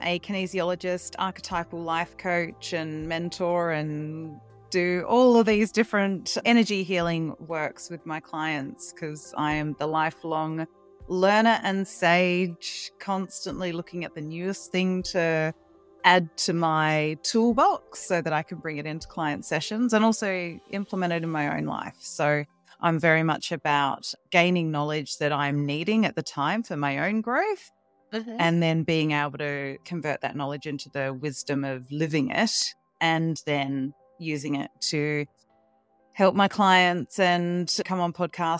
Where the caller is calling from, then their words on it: Melbourne, Victoria, Australia; I'm down in Melbourne, Australia.